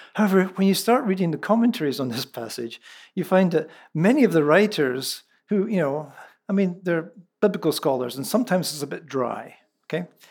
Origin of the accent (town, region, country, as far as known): central Scotland, United Kingdom; first language Scots (Lallans); moved away